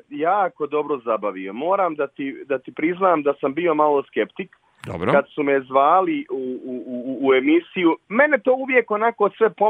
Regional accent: Sarajevo, Federation of Bosnia and Herzegovina, Bosnia & Herzegovina; kod nas u Sarajevu

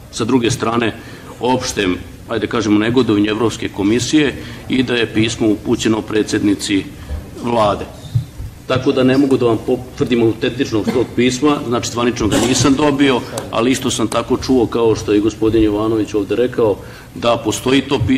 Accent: Vojvodina, Serbia; Ja dolazim iz Vojvodine

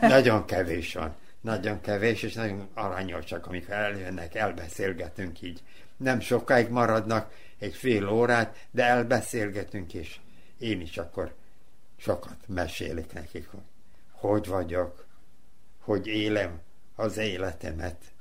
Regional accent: Novi Sad, Vojvodina, Serbia; ott voltam a, a kórházal szemben, Futaki utcán, ott, ott is születtem.

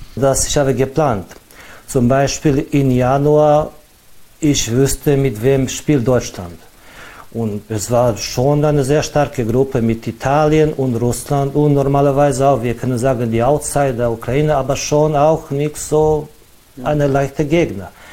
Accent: Alibunar, Vojvodina, Serbia; German is a second language; ich komme aus Libunar

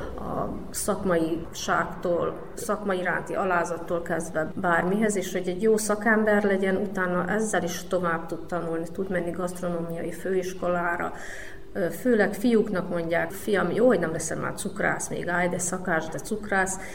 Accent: Kanjiža, Vojvodina, Serbia; also born or lived in Subotica; Magyar kanizsai születésű vagyok, itt is nevelkedtem, itt is éltem, Szabadkán fejeztem be a középiskolát

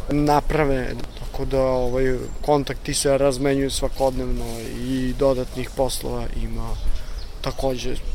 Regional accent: Zaječar, Central Serbia, Serbia; born or raised there; now in Novi Sad, Serbia

